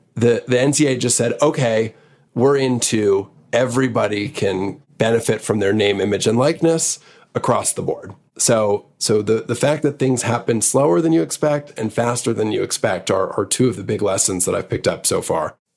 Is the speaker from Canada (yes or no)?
yes; Montreal, Quebec, Canada; moved away as an adult; also born or lived in New York; I was born in New York, but really grew up in Montreal from seven till college